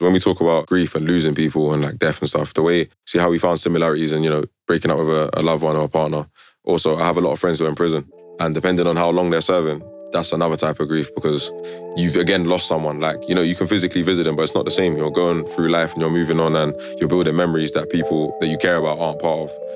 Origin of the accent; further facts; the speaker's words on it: London, United Kingdom; I'm from West London, Labrador Grove